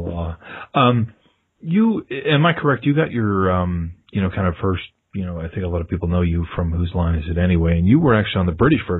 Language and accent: English; United States; as an American